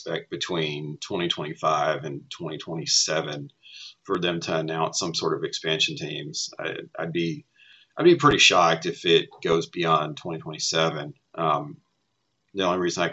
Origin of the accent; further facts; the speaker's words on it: Tennessee, United States; I grew up in Tennessee